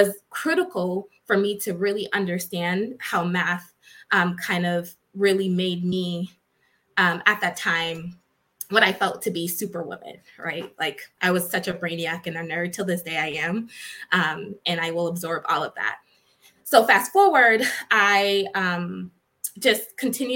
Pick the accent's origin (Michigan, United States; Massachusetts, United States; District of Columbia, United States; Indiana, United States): Massachusetts, United States; Boston; I was born and raised in Boston, Massachusetts